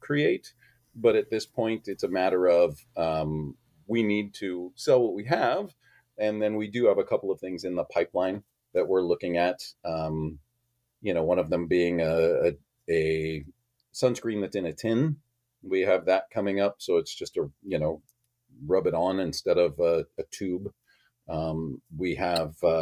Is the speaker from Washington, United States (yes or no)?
no; Hawaii, United States; moved away; when I grew up in Hawaii, I went to Hanama Bay weekly